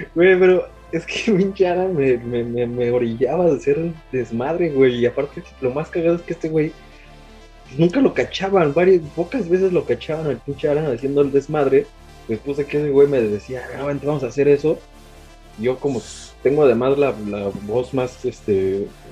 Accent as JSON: {"language": "Spanish", "region": "Mexico City", "country": "Mexico", "tie": "born or raised there", "also_born_or_lived": "Aguascalientes", "said": "Yo nací en Aguascalientes, este, a los cinco años llegué con toda la familia a, la Ciudad de México"}